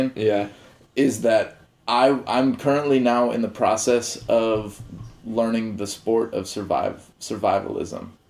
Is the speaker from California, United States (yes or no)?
yes; Walnut Creek, California, United States; moved away; also born or lived in New York; San Francisco Bay Area. What up, Walnut Creek? East Bay for days